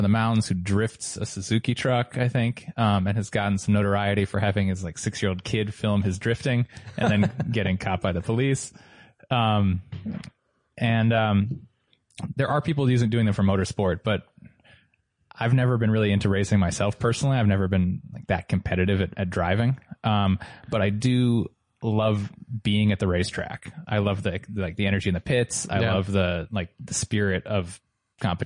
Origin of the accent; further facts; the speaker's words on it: southeastern Vermont, United States; I grew up in Vermont